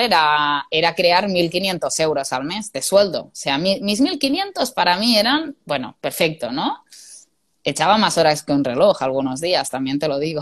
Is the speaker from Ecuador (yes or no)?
no; Spain; moved away as an adult; also born or lived in England; yo quería volver a casa y yo buscaba ofertas de trabajo en mi zona y yo quería volver a mi pueblo